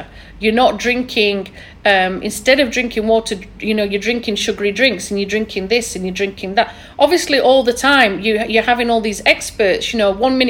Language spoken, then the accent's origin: English; Yorkshire and the Humber, United Kingdom; accent: thick Yorkshire; my thick Yorkshire accent